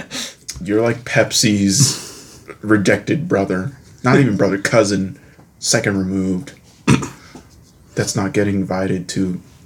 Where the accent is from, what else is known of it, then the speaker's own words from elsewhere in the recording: Indiana, United States; now in Colorado, United States; I'm from Indiana.